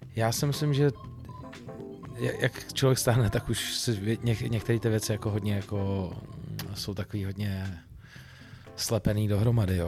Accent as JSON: {"language": "Czech", "country": "Czechia", "said": "u nás v Čechách"}